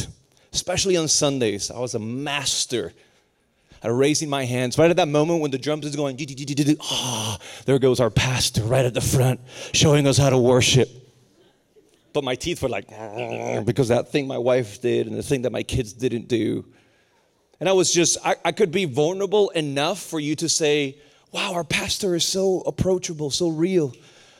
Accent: Puerto Rico; moved away; also born or lived in Raleigh, North Carolina; I was born and raised in Puerto Rico, very broken background

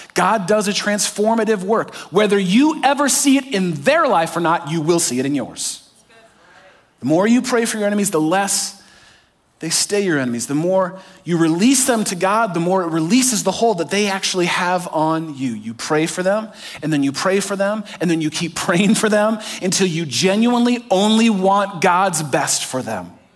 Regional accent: California, United States; I grew up in California

